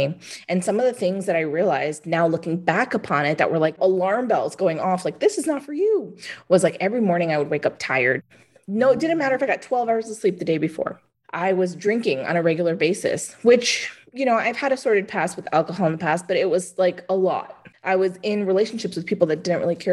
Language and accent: English; New York City, New York, United States; also born or lived in Arizona; I'm from New York. I grew up in Manhattan